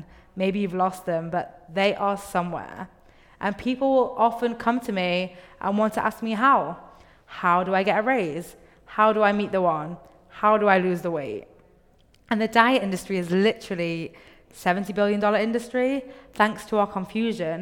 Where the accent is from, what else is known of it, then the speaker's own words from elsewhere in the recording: England, United Kingdom; moved away; I grew up in England